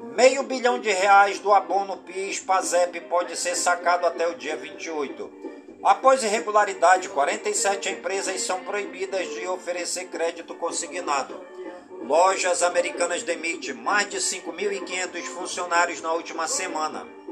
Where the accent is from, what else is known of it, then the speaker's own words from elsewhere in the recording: Careiro da Várzea, Amazonas, Brazil; Careiro da Vaza, minha cidade natal